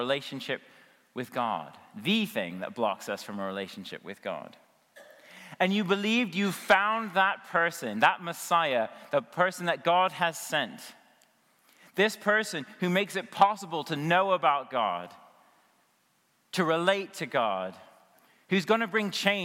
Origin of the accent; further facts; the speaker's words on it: United States; I'm an American